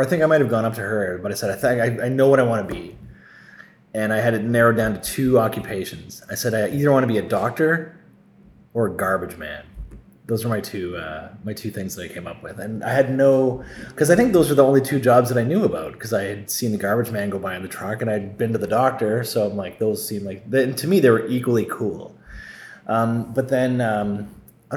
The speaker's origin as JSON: {"language": "English", "town": "Sault Ste. Marie", "region": "Ontario", "country": "Canada", "tie": "born or raised there", "said": "I applied to the Sioux Star in my hometown"}